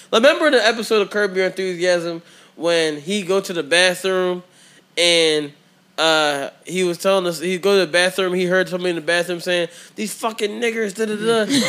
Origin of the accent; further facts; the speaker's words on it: Jamaica; I was like, all right, this is a toast to the greatest country in the world, just because I'm Jamaican.